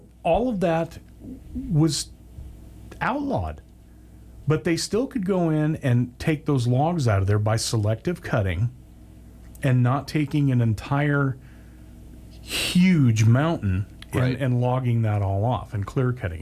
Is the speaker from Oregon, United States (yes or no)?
yes; Oregon, United States; growing up in Oregon, you know, Oregon produced timber